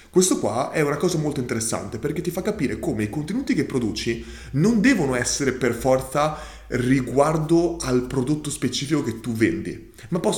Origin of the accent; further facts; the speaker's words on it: Modica, Sicily, Italy; Per i matrimoni, ad esempio, ho una, ru- ho una rubrica chiese, visto che sono di Modica e la città è famosa anche per le sue 100 chiese.